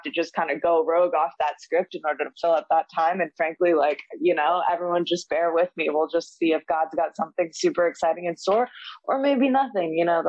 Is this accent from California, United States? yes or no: yes; San Francisco, California, United States; moved away as an adult; now in Los Angeles, United States; I guess I live in LA now, but I'm from the Bay Area. I was born and raised in San Francisco. But I moved to LA like 7 or 8 years ago to get sober.